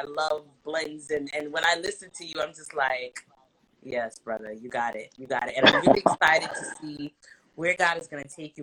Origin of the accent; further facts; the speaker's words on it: New York, United States; I'm from New York